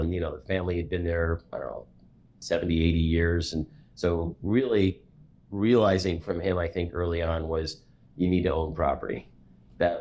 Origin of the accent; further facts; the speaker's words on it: Boca Raton, Florida, United States; moved away as an adult; also born or lived in Greensboro, North Carolina; now in Chicago, United States; I grew up in Boca Raton, Florida